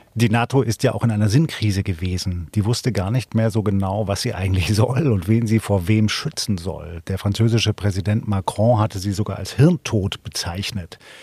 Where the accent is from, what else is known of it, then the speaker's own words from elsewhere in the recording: Baden-Württemberg, Germany; Ich bin aufgewachsen in Baden-Württemberg